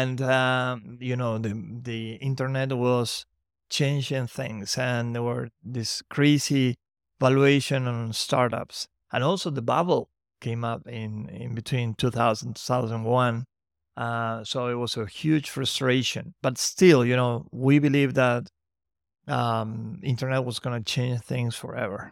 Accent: Santiago del Estero, Argentina; from Santiago del Estero, my hometown

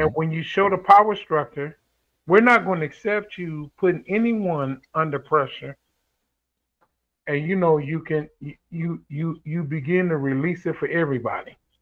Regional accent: St. Louis, Missouri, United States; when we moved up in North St. Louis

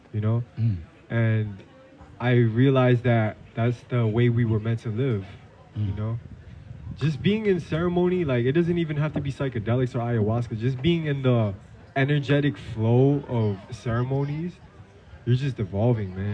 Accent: New York City, New York, United States; I was actually born and raised in New York City

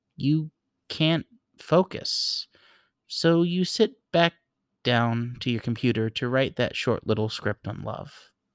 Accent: New York, United States; I grew up in New York

